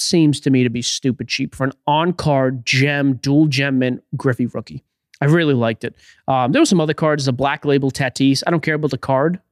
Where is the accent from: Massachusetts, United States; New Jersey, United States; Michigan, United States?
Massachusetts, United States; Boston; I'm from Boston